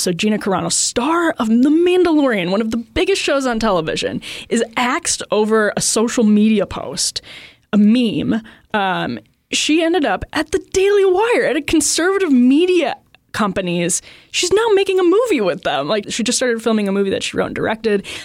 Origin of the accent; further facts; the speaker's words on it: outside Milwaukee, Wisconsin, United States; growing up outside Milwaukee